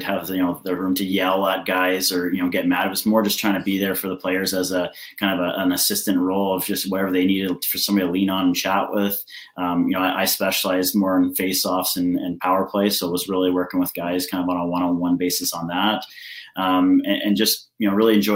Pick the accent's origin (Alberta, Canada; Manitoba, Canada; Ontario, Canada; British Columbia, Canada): British Columbia, Canada; Salmon Arm; I'm from Salmon Arm originally